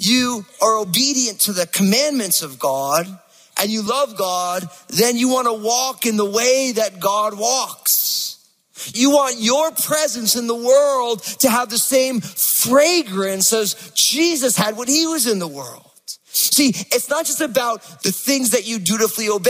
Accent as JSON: {"language": "English", "region": "New Jersey", "country": "United States", "said": "I'm from New Jersey"}